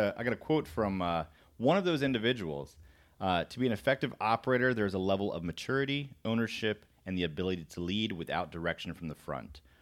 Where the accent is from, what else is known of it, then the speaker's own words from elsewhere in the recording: Florida, United States; moved away; also born or lived in Korea; I'm from Florida